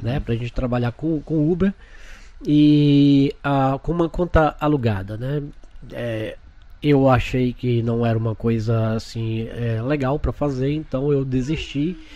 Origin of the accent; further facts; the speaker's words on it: Feira de Santana, Bahia, Brazil; moved away as an adult; also born or lived in Salvador, Brazil; now in Orlando, United States; sou de Feira de Santana, mas morava em Salvador, em Salvador há 15 anos